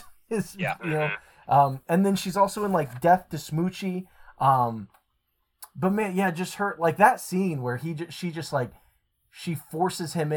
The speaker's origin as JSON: {"language": "English", "town": "Bloomington", "region": "Indiana", "country": "United States", "tie": "born or raised there", "said": "being born and raised in Bloomington"}